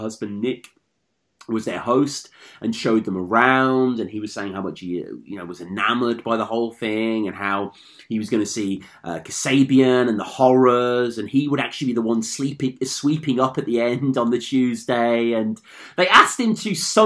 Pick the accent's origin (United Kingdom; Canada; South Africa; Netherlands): United Kingdom; I'm a Brit.